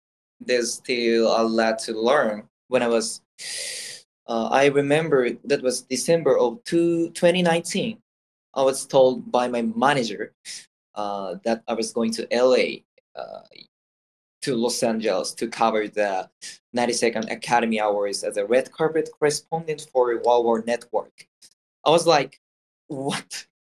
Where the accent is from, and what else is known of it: Japan; English is a second language